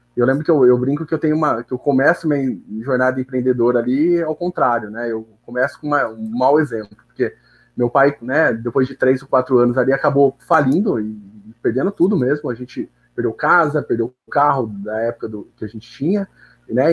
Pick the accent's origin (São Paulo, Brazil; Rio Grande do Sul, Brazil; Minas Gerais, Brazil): São Paulo, Brazil; Bauru; eu nasci mesmo em Bauru, então sempre estudei aqui, morei aqui